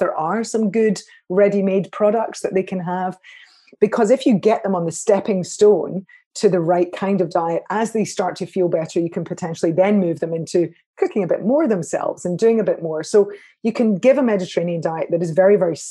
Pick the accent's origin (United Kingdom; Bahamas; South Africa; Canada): United Kingdom; Scotland; I'm a Scot